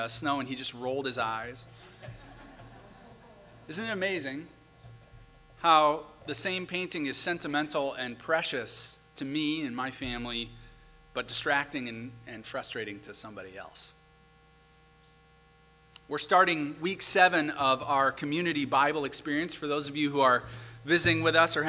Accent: St. Paul, Minnesota, United States; my personal favorite street in my hometown of St. Paul

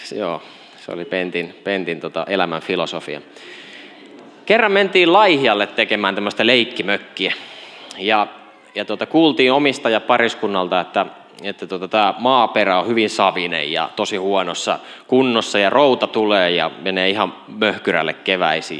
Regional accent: Kauhava, South Ostrobothnia, Finland; Kasvoin Etelä-Pohjanmaalla Ylihärmä-nimisessä paikassa, jota ei enää kartalta löydy. Se on Kauhava nykyisin

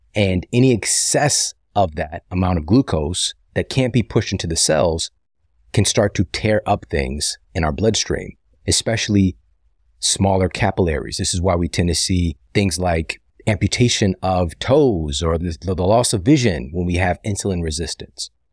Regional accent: St. Louis, Missouri, United States; my hometown, my home city of Saint Louis

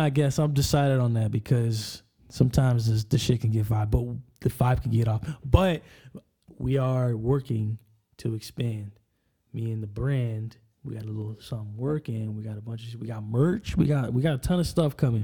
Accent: Enumclaw, Washington, United States; I'm from Enumclaw, Washington. We're a little south from Seattle

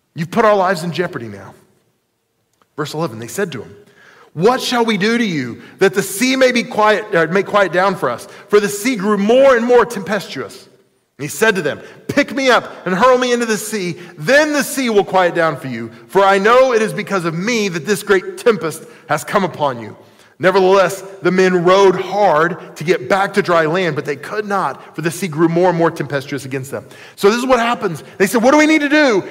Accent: United States; I was born in the United States of America

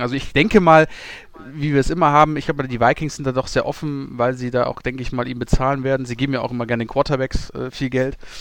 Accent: Germany; wir als Deutsche

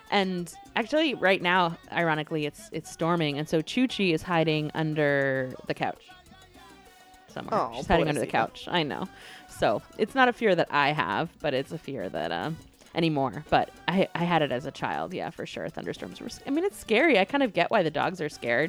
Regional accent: North Carolina, United States; I grew up in North Carolina

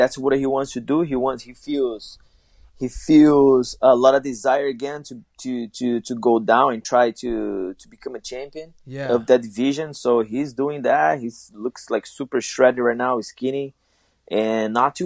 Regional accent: São Paulo, Brazil; now in South Florida, United States; São Paulo, my hometown

